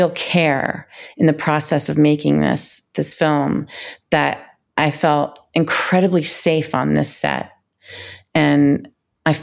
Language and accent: English; Washington, District of Columbia, United States; moved away as an adult; also born or lived in New York City; grew up in Washington, D.C., and I was a ballet dancer